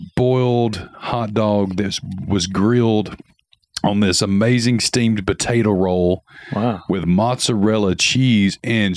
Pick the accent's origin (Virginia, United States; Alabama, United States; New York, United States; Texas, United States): Alabama, United States; Scottsboro; also born or lived in Hollywood, Florida; little chubby fucking redneck kid from Alabama thrown right into Broward County, South Florida.